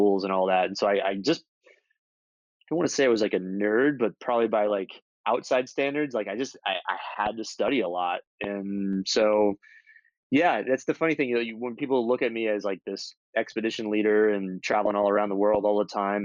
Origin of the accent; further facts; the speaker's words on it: Florida, United States; I grew up in Florida, which has a lot of nature